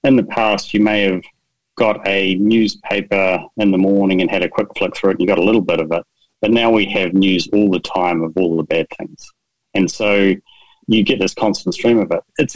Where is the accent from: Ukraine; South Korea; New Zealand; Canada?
New Zealand; I'm from New Zealand